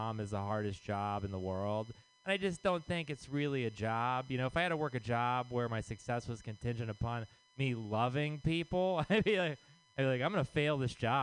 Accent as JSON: {"language": "English", "region": "Texas", "country": "United States", "moved": "yes", "lives_now": "San Francisco, United States", "said": "I am from Texas"}